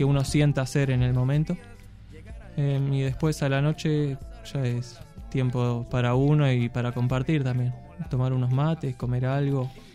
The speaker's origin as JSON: {"language": "Spanish", "town": "Mar del Plata", "region": "Buenos Aires Province", "country": "Argentina", "tie": "born or raised there", "also_born_or_lived": "Córdoba", "moved": "as an adult", "said": "me tocó nacer en Mar del Plata, vengo allá de la costa"}